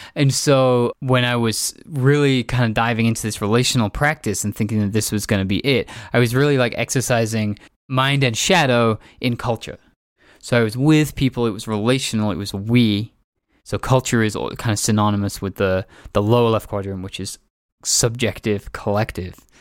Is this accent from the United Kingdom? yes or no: yes; England, United Kingdom; moved away; also born or lived in San Francisco; growing up in England